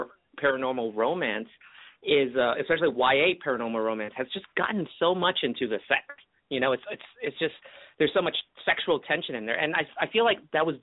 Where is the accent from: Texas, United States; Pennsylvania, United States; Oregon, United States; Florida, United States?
Florida, United States; Kissimmee; born or raised there; also born or lived in Hong Kong / California